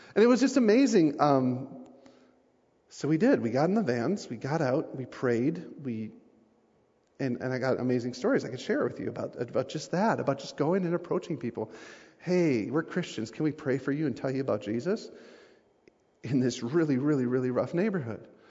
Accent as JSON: {"language": "English", "country": "United States", "said": "I'm from the States"}